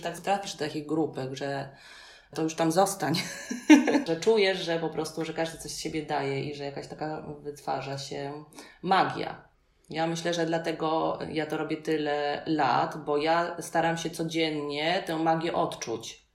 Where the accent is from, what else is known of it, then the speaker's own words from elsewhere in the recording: Poland; I'm from Poland, I, I don't speak Spanish.